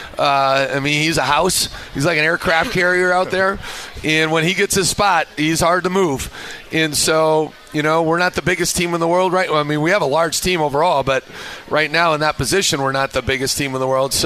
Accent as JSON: {"language": "English", "region": "Minnesota", "country": "United States", "tie": "born or raised there", "moved": "yes", "said": "I grew up in Minnesota."}